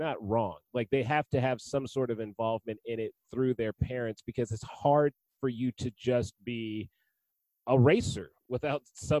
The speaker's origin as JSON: {"language": "English", "town": "Nashville", "region": "Tennessee", "country": "United States", "tie": "born or raised there"}